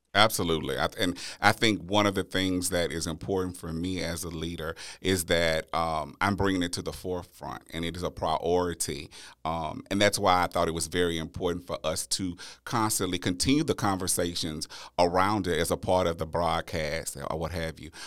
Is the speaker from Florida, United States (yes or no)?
no; Louisiana, United States; born or raised there; moved away as an adult; now in Texas, United States